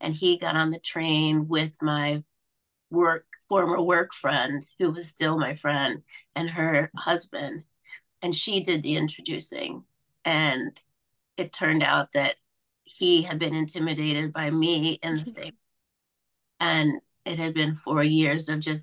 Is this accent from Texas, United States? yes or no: no; Mobile, Alabama, United States; I grew up in Mobile, Alabama